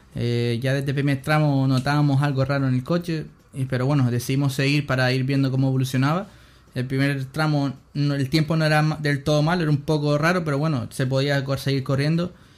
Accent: Canary Islands, Spain; soy canario

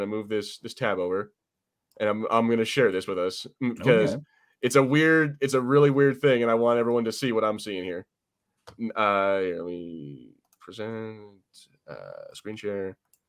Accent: United States; I'm American

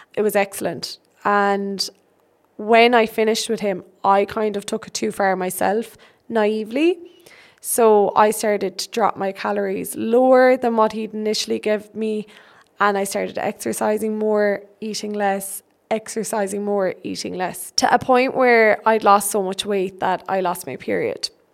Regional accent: Birdhill, Munster, Ireland; I am from Bird Hill in Ireland, Tipperary in Ireland

